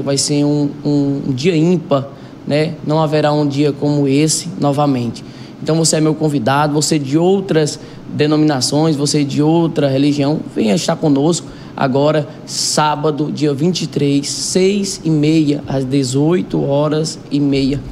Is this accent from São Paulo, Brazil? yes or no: no; Iguatu, Ceará, Brazil; now in Cajazeiras, Brazil; eu não sou daqui da cidade de Cajazeiras, eu sou do Iguatu, Ceará